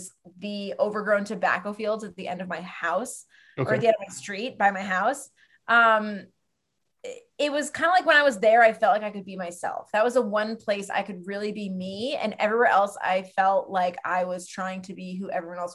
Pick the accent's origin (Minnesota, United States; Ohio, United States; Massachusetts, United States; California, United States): Massachusetts, United States; Western; I grew up in Western Mass